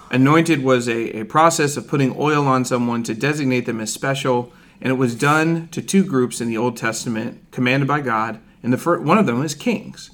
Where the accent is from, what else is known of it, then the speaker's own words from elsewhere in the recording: Ohio, United States; I'm from Ohio